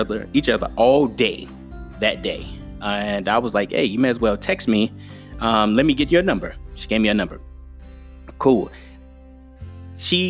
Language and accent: English; Chicago, Illinois, United States; I'm from Chicago.